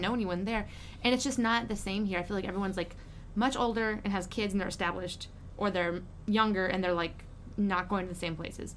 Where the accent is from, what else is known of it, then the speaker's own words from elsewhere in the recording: Lake Charles, Louisiana, United States; I'm from the Lake Charles area